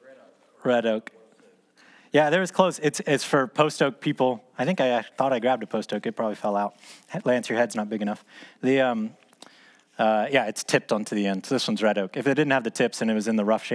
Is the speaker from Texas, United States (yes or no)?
yes; Dallas, Texas, United States; as a kid growing up in Dallas